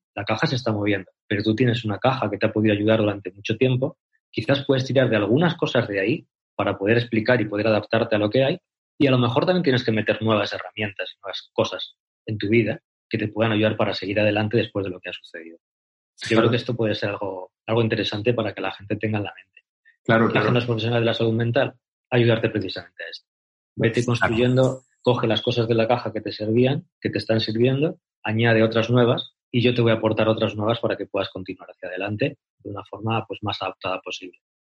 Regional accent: Salamanca, Castile and León, Spain; moved away as an adult; also born or lived in Argentina; now in Cáceres, Spain; soy de Salamanca, nací en Salamanca

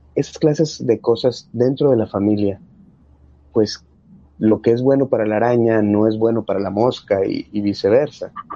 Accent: Mexico; nosotros como buenos mexicanos

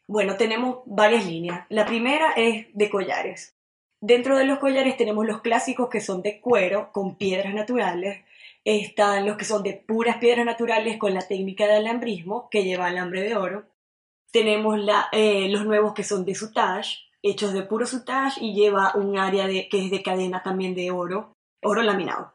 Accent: Maracaibo, Zulia, Venezuela; moved away as an adult; now in Montreal, Canada; vengo de Maracaibo, Estado Zulia, Venezuela

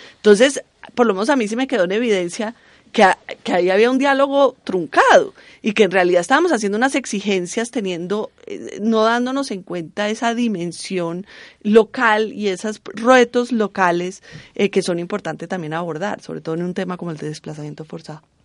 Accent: Cali, Valle del Cauca, Colombia; yo en verdad soy de Cali

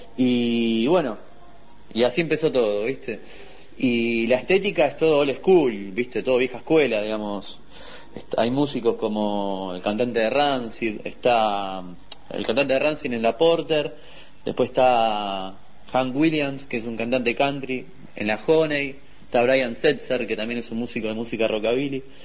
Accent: Wilde, Buenos Aires Province, Argentina; venimos nosotros la acá de Wilde

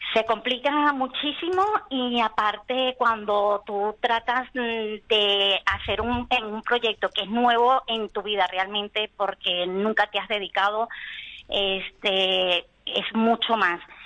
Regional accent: Venezuela; moved away as an adult; now in Spain; vengo de Venezuela. Y tengo aquí mis padres, aunque son gallegos de Orense, este, llevo aquí 16 años

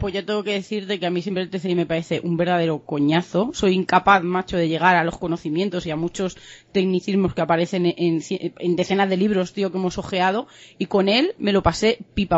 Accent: Saucedilla, Extremadura, Spain; soy de Saucedilla

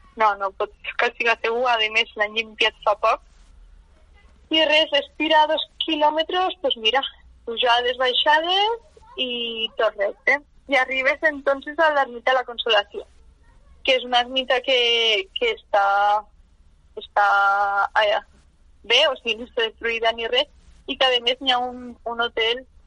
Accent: Mont-roig, Aragon, Spain; jo he, he crescut sempre a Montroig, i soc de Montroig

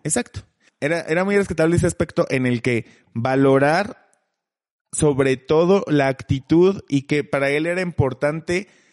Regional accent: Mexico; nosotros como mexicanos

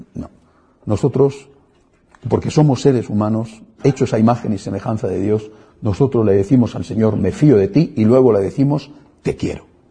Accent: Spain; en mi país, en España

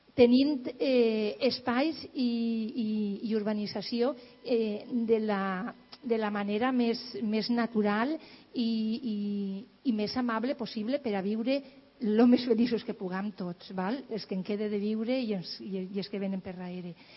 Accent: l'Horta Sud, Valencian Community, Spain; en l'Horta Sud eh, hem tingut que lluitar perquè d'on jo sóc, del barri castellaro liberal

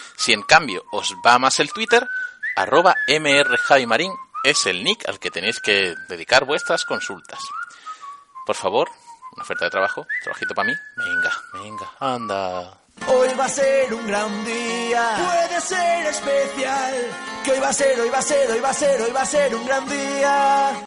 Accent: Catalonia, Spain; also born or lived in Andalusia; Yo soy andaluz nacido en Cataluña

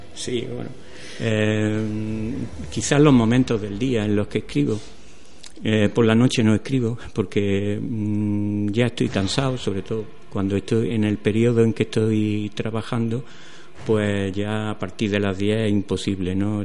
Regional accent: Atarfe, Andalusia, Spain; ahora estoy en mi pueblo, en Atarfe

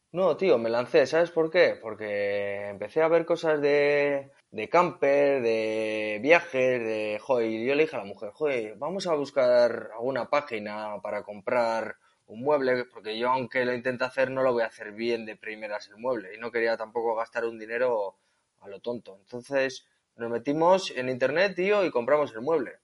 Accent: Etxebarri, Basque Country, Spain; soy un chico de Echevarri, un pueblecito cerca de Bilbao.

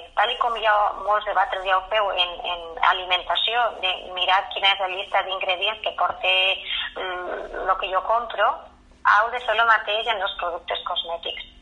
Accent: La Fresneda, Aragon, Spain; jo sóc filla de la Fresneda

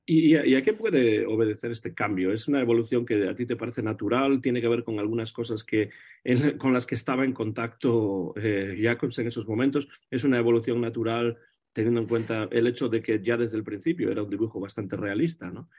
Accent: Vigo, Galicia, Spain; donde yo nací, en Vigo, en Galicia

